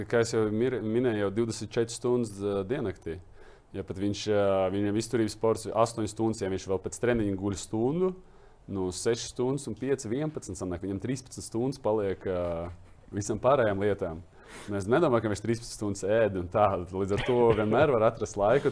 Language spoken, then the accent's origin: Latvian; Latvia; es jau uzreiz piedzimu Latvijā.